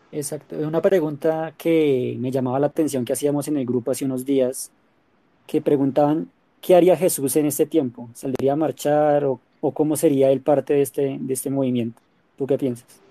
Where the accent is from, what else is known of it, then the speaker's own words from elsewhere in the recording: Colombia; qué crees que deberíamos hacer como colombianos